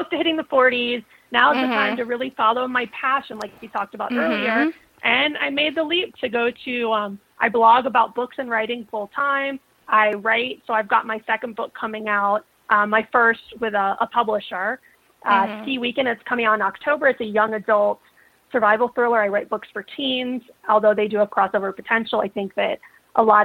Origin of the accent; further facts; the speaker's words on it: South Florida, United States; I grew up in South Florida.